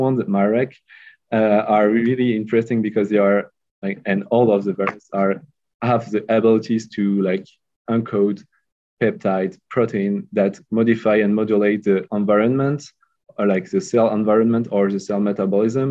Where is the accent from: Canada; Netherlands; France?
France; Lyon, Auvergne-Rhône-Alpes; also born or lived in Bordeaux; The first technical degree was in Lyon, my hometown